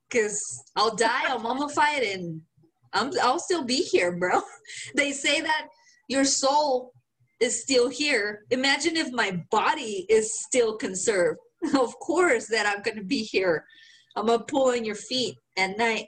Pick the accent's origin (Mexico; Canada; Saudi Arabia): Mexico; Guanajuato; accent: Mexican; English is a second language; moved away; I am from Guanajuato